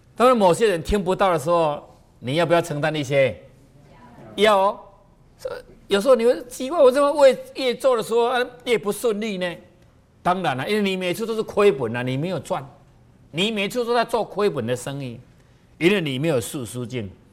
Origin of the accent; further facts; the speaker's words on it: Taiwan; 我们台湾话